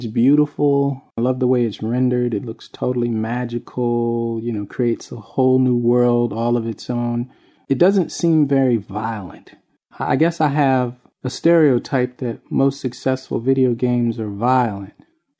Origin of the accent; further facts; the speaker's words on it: Bridgeport, Connecticut, United States; I grew up in Bridgeport, Connecticut